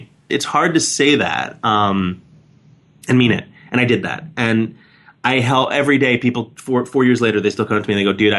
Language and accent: English; New York City, New York, United States; I was born and raised in New York City.